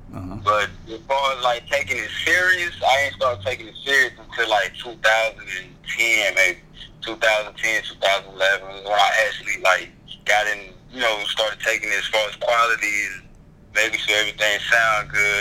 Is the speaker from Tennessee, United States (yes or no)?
no; Wilson, North Carolina, United States; also born or lived in Goldsboro / LaGrange; I'm from Wilson, born in Wilson, raised in Wilson